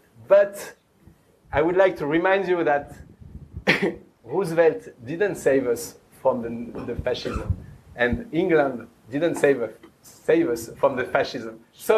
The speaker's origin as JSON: {"language": "English", "country": "France", "moved": "yes"}